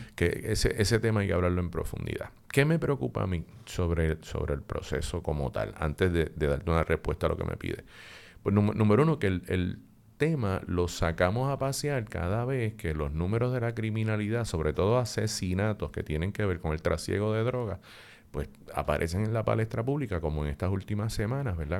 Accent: Puerto Rico; lo que somos los puertorriqueños y las puertorriqueñas

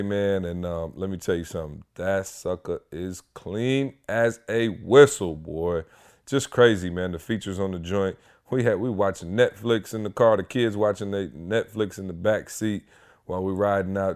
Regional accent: Midwest, United States; moved away; I'm from the Midwest

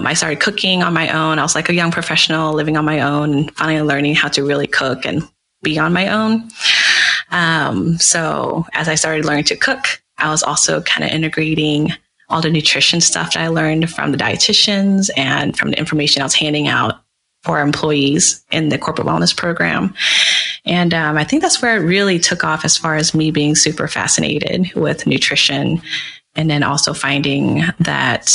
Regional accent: Dallas, Texas, United States; moved away; I'm initially from Dallas, Texas

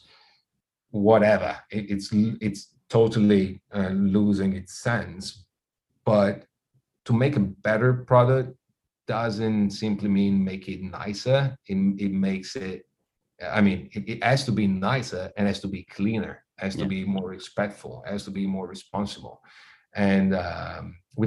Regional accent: Italy; born or raised there

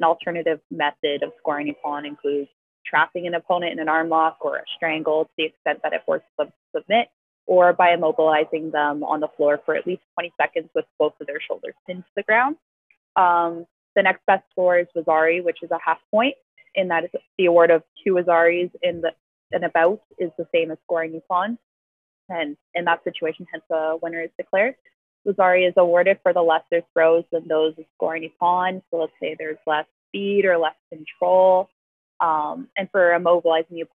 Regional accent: Canada; I'm from Canada

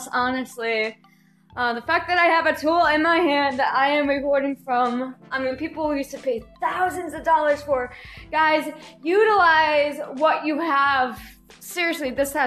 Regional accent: Scranton, Pennsylvania, United States; I'm from Scranton, Pennsylvania. I've been in this area my whole life

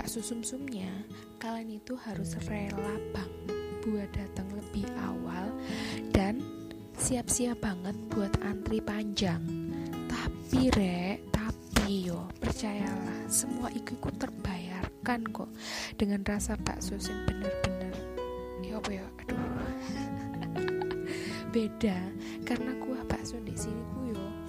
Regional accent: Malang, East Java, Indonesia

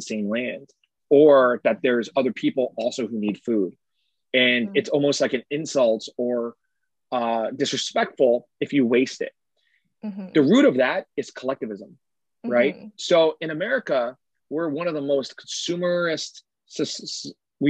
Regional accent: San Francisco, California, United States; my hometown, San Francisco

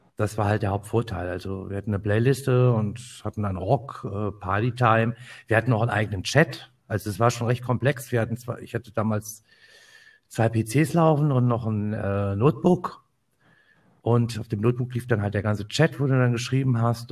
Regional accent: Kassel, Hesse, Germany; ich komme aus dem schönen Hessen, aus dem schönen Nordhessen, bin geboren in Kassel

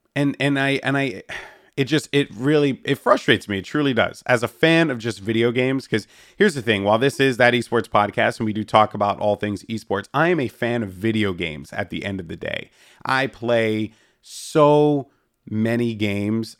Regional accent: New York, United States; as a New Yorker

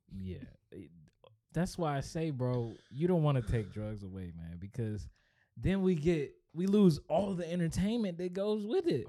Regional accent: Upper Marlboro, Maryland, United States; I am from Upper Marlboro, Maryland

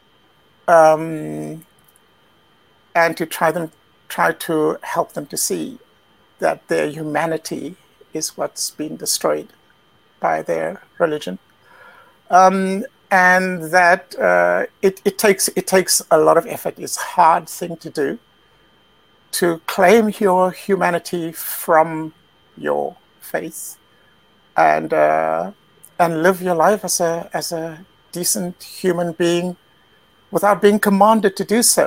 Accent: South Africa; moved away as an adult; also born or lived in Britain / China; now in Central Europe; But I was born in South Africa, which is where I grew up, and moved to Britain as an adult.

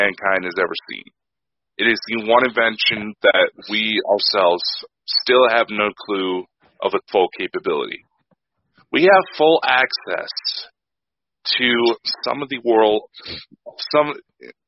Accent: United States; I'm American

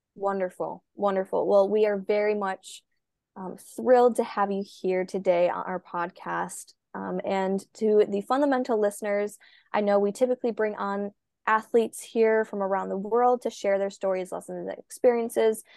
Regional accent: Minnesota, United States; a swimmer from Minnesota

